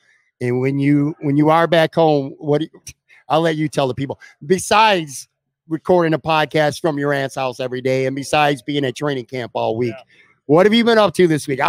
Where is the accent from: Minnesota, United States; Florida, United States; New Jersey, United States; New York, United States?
New York, United States; Buffalo; When I grew up in Buffalo